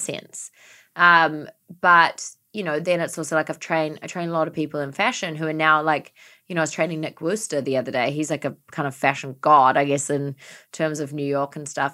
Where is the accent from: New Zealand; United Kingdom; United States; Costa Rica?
New Zealand; moved away; growing up in New Zealand, having so much grass and everything like